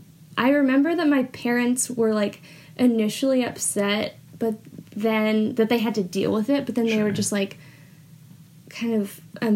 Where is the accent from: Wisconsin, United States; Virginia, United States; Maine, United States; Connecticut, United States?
Maine, United States; Mid-Coast; moved away; I'm from Mid-Coast Maine.